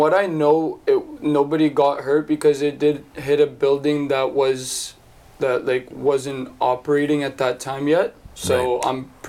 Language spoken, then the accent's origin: English; Winnipeg, Manitoba, Canada; also born or lived in Odesa, Ukraine; now in Kamloops, Canada; So I'm originally from Odessa, Ukraine. That's where I was born, and then when I was 2 years old, I ended up immigrating to Winnipeg with my family. And then from then on, I just ended up staying in Winnipeg and growing up there.